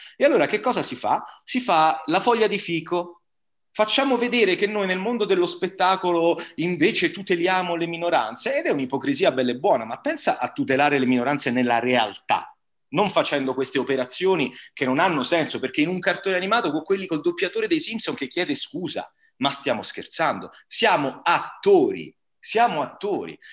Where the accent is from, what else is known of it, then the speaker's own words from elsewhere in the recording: Bari, Apulia, Italy; accent: Barese; moved away; a Bari io avevo amici di colore che parlavano in barese